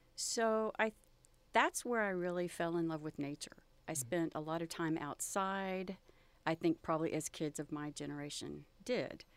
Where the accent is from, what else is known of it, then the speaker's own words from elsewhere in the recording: Texas Gulf Coast, United States; growing up along the Gulf Coast